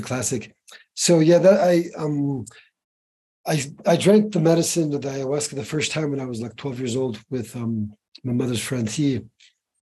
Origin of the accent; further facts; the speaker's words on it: Ecuador; I was raised in Ecuador